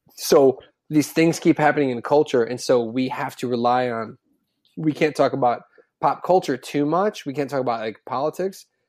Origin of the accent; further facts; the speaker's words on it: Chicago suburbs, Illinois, United States; growing up in the Chicago suburbs